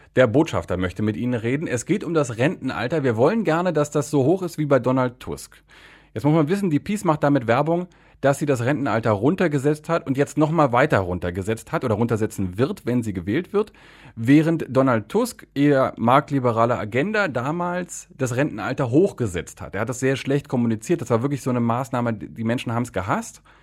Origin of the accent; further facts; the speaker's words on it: Germany; now in Poland; ich bin ja Deutscher und mein, mein Polnisch funktioniert, aber man hört mir schon an, dass das nicht meine Muttersprache